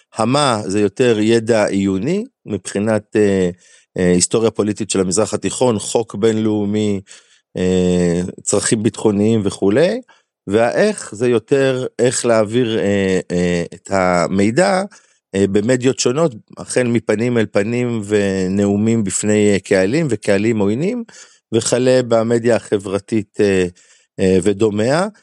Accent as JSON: {"language": "Hebrew", "region": "Galilee", "country": "Israel", "also_born_or_lived": "Amuka", "said": "אנחנו אנשי הגליל"}